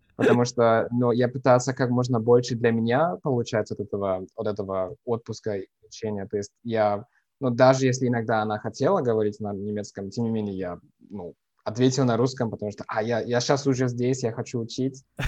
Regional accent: Düsseldorf, North Rhine-Westphalia, Germany; Russian is a second language; moved away as an adult; now in Bavaria, Germany; я родился в, эм, в Северной Германии, в малень, маленьком городе, ну, для русских стандартов, маленьком городе Дюссельдорфе

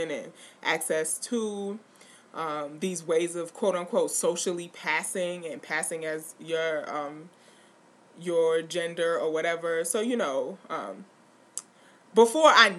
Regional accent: New York City, New York, United States; I grew up in New York City

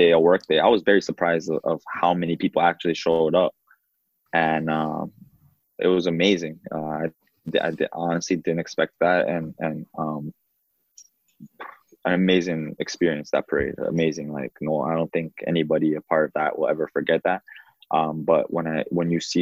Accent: Toronto, Ontario, Canada; also born or lived in Uruguay; to play for my hometown

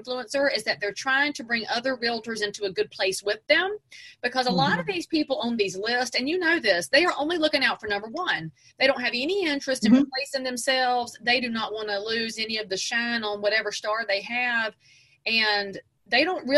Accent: just outside of Charlotte, North Carolina, United States; I'm from just outside of Charlotte

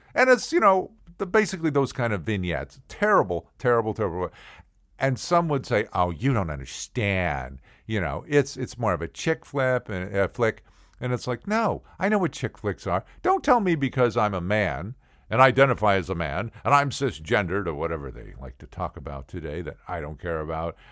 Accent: St. Louis, Missouri, United States; I grew up in St. Louis

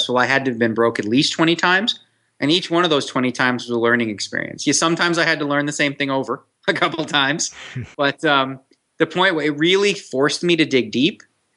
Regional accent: Canada; now in Las Vegas, United States; I'm Canadian. So, you know, I played street hockey growing up

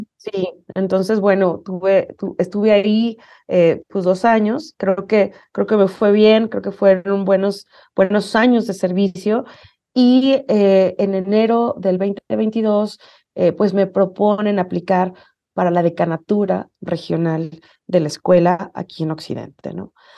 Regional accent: Mexico City, Mexico; moved away as an adult; also born or lived in United States; now in Guadalajara, Mexico; yo efectivamente soy chilanga, nací en la Ciudad de México y estuve ahí eh, mis primeros 30 años de vida

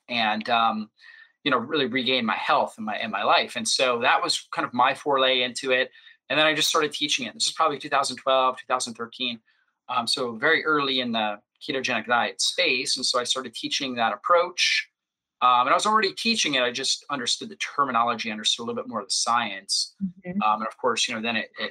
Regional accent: Florida, United States; I grew up in Florida on the beach

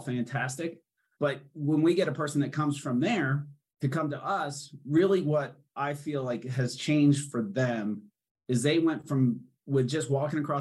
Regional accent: Denver, Colorado, United States; we're right from here

